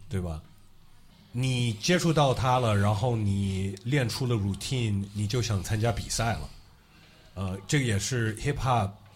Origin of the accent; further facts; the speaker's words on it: United States; moved away; 我是在美国出生长大的